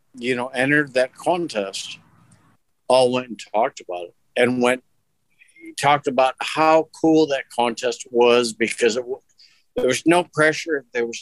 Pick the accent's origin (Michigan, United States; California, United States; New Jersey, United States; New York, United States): Michigan, United States; Detroit; moved away; also born or lived in Dayton, Ohio / San Diego / Tennessee; I grew up in Detroit